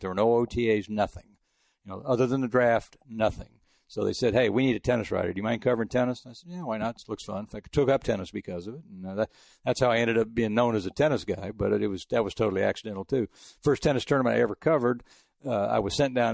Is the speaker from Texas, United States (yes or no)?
yes; El Paso, Texas, United States; also born or lived in France; now in Houston, United States; I grew up in El Paso.